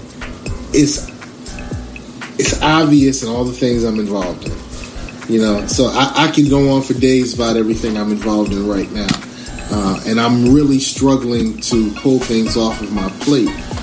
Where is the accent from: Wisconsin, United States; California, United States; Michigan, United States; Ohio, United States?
Ohio, United States; Columbus; moved away as an adult; also born or lived in Brooklyn, New York; now in Virginia Beach, United States; born in Brooklyn, New York, and I was raised in Columbus, Ohio. I moved to Columbus, Ohio when I was 7, 8